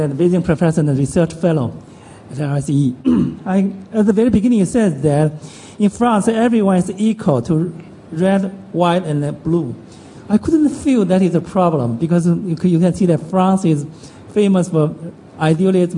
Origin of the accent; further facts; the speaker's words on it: China; I'm from China.